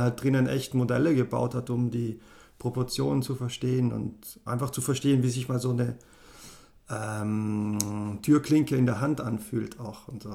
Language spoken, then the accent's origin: German; South Tyrol, Trentino-Alto Adige, Italy; first language German; moved away; also born or lived in Innsbruck; Südtirol und eben bin halt in Deutsch aufgewachsen, aber, aber mein Aha. Pass ist italienisch auf jeden Fall.